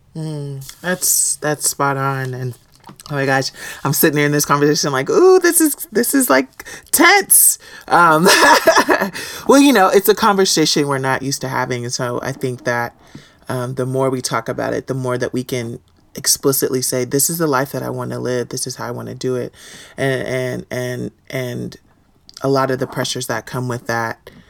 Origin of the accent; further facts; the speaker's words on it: Houston, Texas, United States; I grew up in Houston, Texas